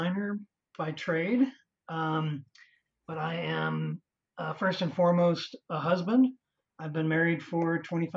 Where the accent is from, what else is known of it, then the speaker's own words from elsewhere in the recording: Chicago, Illinois, United States; moved away as an adult; also born or lived in Las Vegas, Nevada; I'm from the Chicago area, and I went to Oak Park River Forest High School